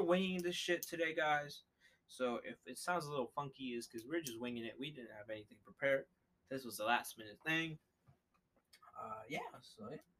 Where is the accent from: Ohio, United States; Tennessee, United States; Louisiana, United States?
Ohio, United States; Columbus; we're from Columbus.